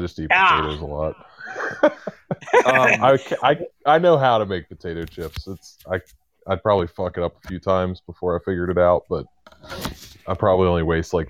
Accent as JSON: {"language": "English", "town": "Baltimore", "region": "Maryland", "country": "United States", "said": "Man, I'm from Baltimore"}